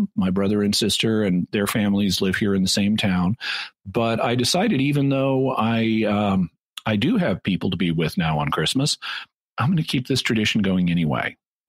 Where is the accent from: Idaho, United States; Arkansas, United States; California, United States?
Arkansas, United States; Fayetteville; This is my home. I'm back in my hometown of Fayetteville, Arkansas.